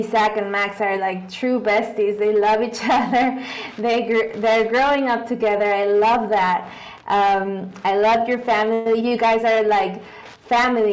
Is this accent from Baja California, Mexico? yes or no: no; Guadalajara, Jalisco, Mexico; English is a second language; I've always lived here in Guadalajara. I was born and raised here